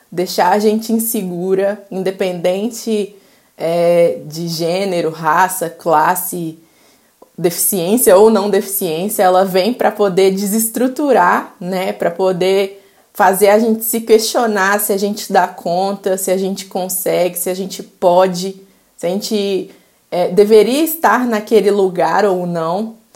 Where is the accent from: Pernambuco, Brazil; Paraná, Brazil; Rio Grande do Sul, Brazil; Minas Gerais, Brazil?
Minas Gerais, Brazil; Belo Horizonte; Bom, eu sou mineira, eu tenho 24 anos, nasci e me criei aqui em Belo Horizonte, Minas Gerais.